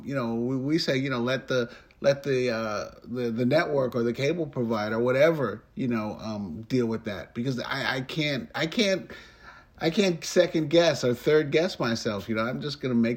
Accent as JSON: {"language": "English", "town": "New York City", "region": "New York", "country": "United States", "tie": "born or raised there", "said": "I was raised in New York City"}